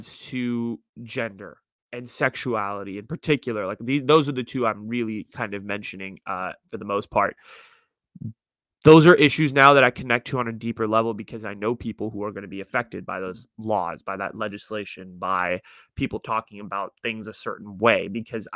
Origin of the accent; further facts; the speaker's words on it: South Bay, Silicon Valley, California, United States; growing up in the Valley here in the Silicon Valley, in the Bay Area, in this part of the Bay, in the South Bay